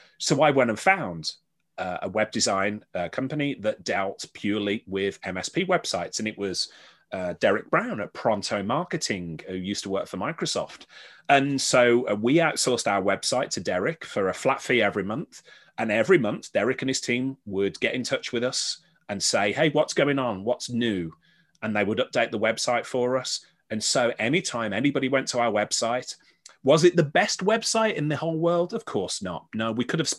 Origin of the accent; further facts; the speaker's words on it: Birmingham, West Midlands, United Kingdom; moved away; I sort of did this back in Birmingham. I did a lot of my hometown in the West Midlands, where I was brought up